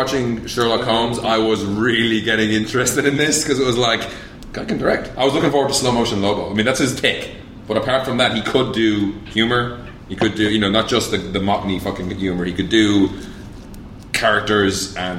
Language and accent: English; Ireland; moved away; I was away from Ireland for a full year and a half, and I go back